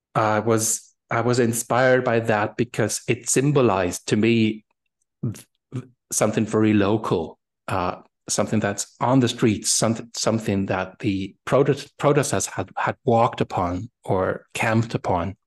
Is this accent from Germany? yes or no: yes; Germany; English is a second language; moved away as an adult; now in Berlin, Germany; in my my hometown, uh, used to be a French garrison till 1990